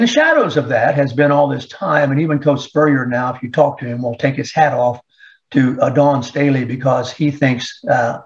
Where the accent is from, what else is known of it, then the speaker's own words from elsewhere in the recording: Columbia, South Carolina, United States; I was born in Columbia, South Carolina, in Fort Jackson